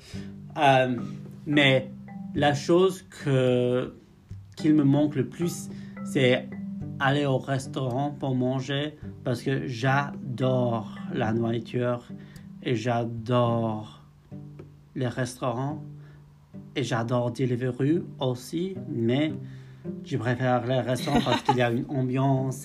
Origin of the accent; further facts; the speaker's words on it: near Liverpool, North West England, United Kingdom; French is a second language; moved away as an adult; now in Belfast, United Kingdom; je viens du nord-ouest d'Angleterre, près de Liverpool, d'un petit village qui s'appelle Haswell